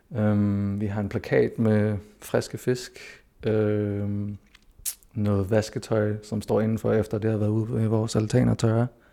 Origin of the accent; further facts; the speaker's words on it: Greenland; also born or lived in Denmark; jeg er født og opvokset her, jeg føler mig hjemme her